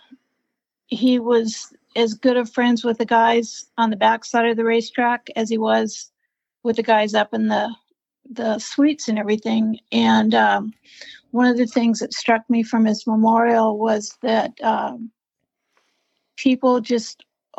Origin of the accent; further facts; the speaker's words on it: North San Diego County, California, United States; I was from North San Diego County